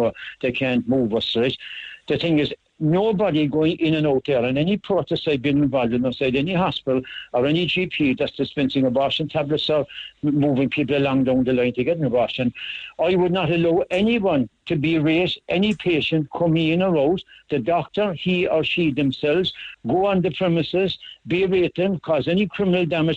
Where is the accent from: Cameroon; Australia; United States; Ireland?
Ireland; also born or lived in Cork; We're sovereign Irish citizens, like, we're of the Republic of Ireland